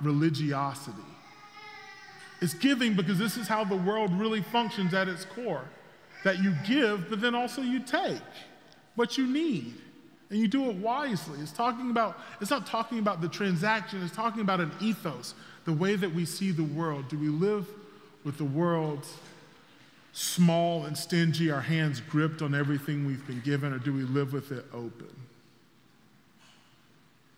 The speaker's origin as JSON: {"language": "English", "region": "South Carolina", "country": "United States", "tie": "born or raised there", "also_born_or_lived": "Fort Mill, South Carolina", "moved": "as an adult", "said": "I grew up in South Carolina, but I moved here from just outside Charlotte, a place called Fort Mill."}